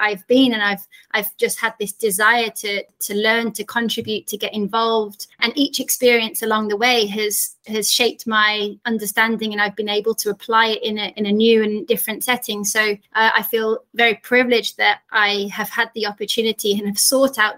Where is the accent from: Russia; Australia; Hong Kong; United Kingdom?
United Kingdom; Yorkshire and the Humber; being a young girl growing up in Yorkshire in the north of England